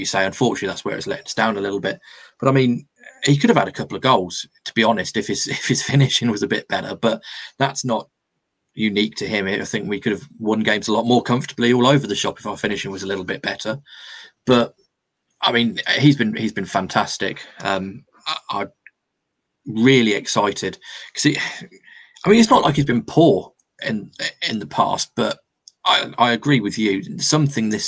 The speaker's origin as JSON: {"language": "English", "region": "England", "country": "United Kingdom", "said": "we're English"}